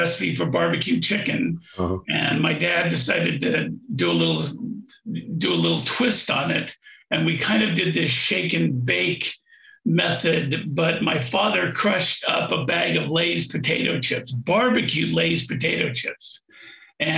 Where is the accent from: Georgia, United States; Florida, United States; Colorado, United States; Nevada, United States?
Colorado, United States; Aspen; I grew up in Aspen, Colorado